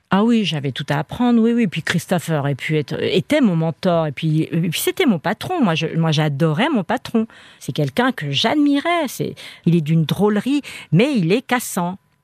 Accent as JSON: {"language": "French", "country": "Spain", "said": "je suis espagnole"}